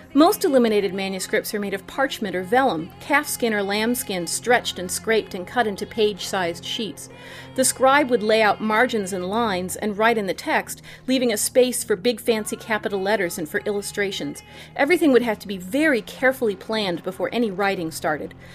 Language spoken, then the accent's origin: English; St. Louis, Missouri, United States; I grew up in Saint Louis